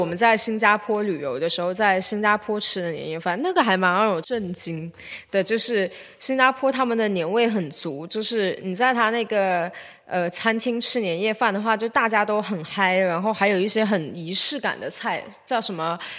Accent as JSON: {"language": "Chinese", "town": "Haifeng", "region": "Guangdong", "country": "China", "tie": "born or raised there", "said": "今年海丰简直是天壤之别呢！今年我们家乡突然间开始一种迷之，呃，什么中国苏维埃红尘的一个渲染，然后大概我可能也就大概四个月没有回去吧。"}